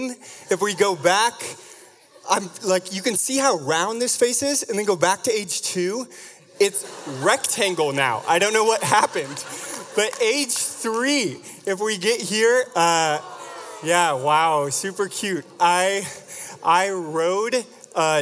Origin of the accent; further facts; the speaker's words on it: Vashon, Washington, United States; you have to be creative growing up on Vashon to have fun.